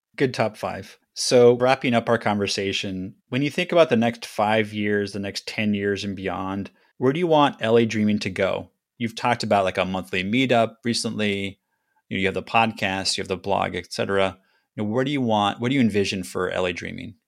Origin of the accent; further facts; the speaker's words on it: Los Angeles, California, United States; I grew up in the Griffith Park area